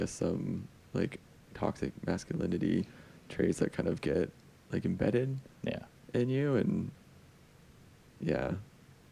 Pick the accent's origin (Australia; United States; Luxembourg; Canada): Canada; Alberta; I'm also from Alberta